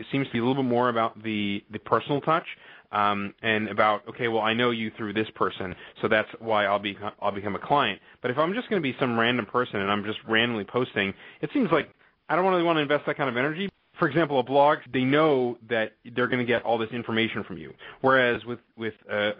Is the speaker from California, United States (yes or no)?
yes; California, United States; now in Illinois, United States; I'm originally from California and I moved to Illinois